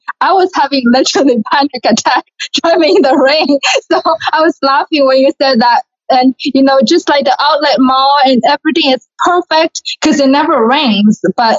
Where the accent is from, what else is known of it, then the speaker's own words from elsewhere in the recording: Shanghai, China; first language Mandarin Chinese; English is a second language; moved away as an adult; also born or lived in San Diego, California; now in Houston, United States; So I'm from Shanghai, China, where I was born and raised.